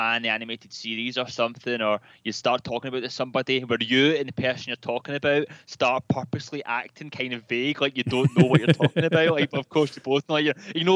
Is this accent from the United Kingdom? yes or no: yes; Glasgow, Scotland, United Kingdom; Glasgow, which is closer to home for me, since I'm a Glaswegian.